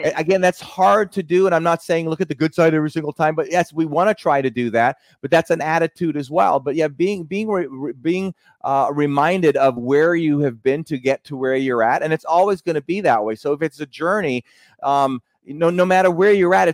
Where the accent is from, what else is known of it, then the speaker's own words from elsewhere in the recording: Jamaica; moved away; I'm originally from Jamaica